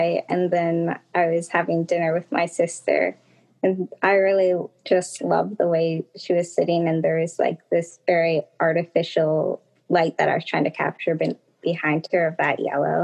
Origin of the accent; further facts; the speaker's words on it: New Jersey, United States; I'm from New Jersey